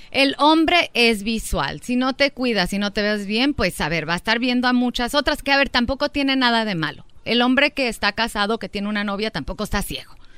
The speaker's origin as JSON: {"language": "Spanish", "region": "Durango", "country": "Mexico", "said": "somos de Durango."}